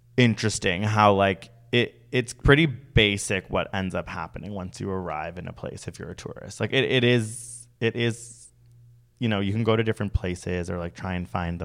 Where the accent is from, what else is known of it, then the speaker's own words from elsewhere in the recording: Toronto, Ontario, Canada; Being like, oh my God, I'm so stressed with the TTC getting to and from my work because I'm from Toronto.